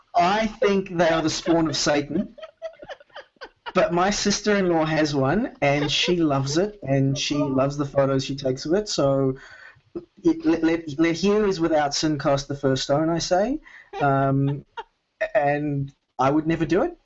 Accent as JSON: {"language": "English", "town": "Melbourne", "region": "Victoria", "country": "Australia", "tie": "born or raised there", "said": "Melbourne, uh, where I normally live"}